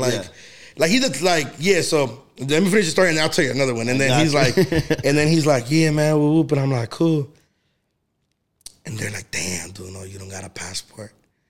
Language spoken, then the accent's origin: English; United States; I was born in the United States